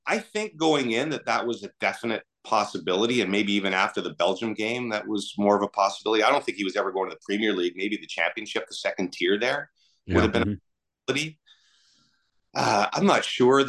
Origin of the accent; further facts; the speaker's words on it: Canada; as a Canadian